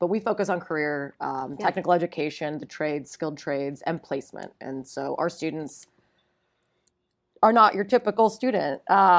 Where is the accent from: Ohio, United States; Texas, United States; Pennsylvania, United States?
Ohio, United States; Well, I'm from Northeast Ohio, but my family was in Miami